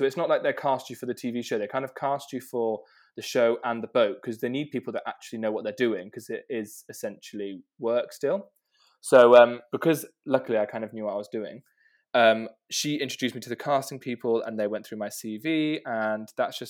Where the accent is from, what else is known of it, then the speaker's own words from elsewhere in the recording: South West England, United Kingdom; Yeah, so I am from South Devon, right on the water. So I've grown up kind of basically swimming in the water all the time and going out on boats.